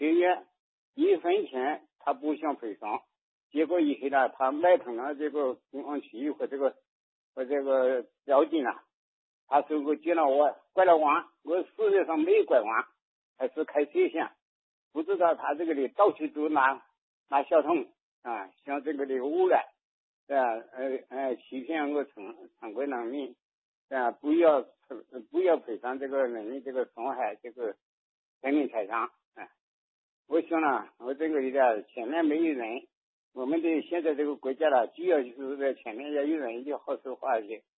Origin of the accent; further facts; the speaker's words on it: Jiangxi, China; 我是江西的。